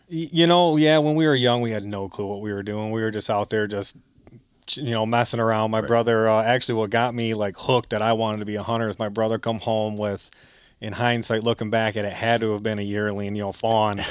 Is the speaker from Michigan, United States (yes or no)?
yes; Grass Lake, Michigan, United States; from Grass Lake, Michigan, uh, born and raised in Lower Lower Peninsula